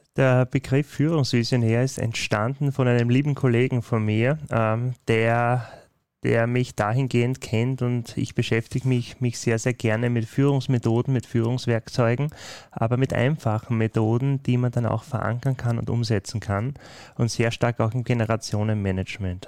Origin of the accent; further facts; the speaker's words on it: Austria; In den Breiten, wo ich aufgewachsen bin, steht WOS für äh, wie bitte.